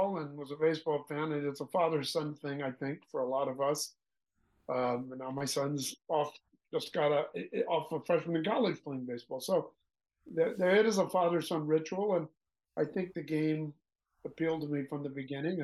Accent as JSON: {"language": "English", "town": "Santa Barbara", "region": "California", "country": "United States", "tie": "born or raised there", "also_born_or_lived": "Whittier, California"}